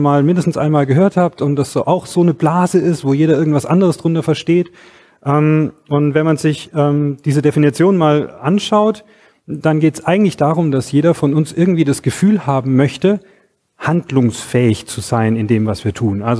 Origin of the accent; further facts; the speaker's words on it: Stuttgart, Baden-Württemberg, Germany; ich komme hier aus Stuttgart.